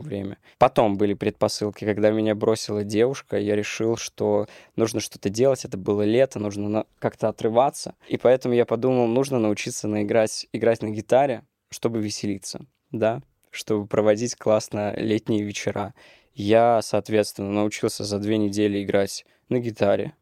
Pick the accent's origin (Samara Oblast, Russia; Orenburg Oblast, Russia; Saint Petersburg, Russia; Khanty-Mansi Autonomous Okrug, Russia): Orenburg Oblast, Russia; Orenburg; moved away as an adult; now in Moscow, Russia; Я из Оренбурга